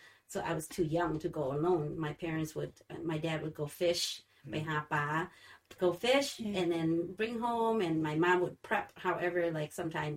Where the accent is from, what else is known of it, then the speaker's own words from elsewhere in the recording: Laos; now in Holland, United States; where my mother native country, that's where I'm from. I'm from Laos.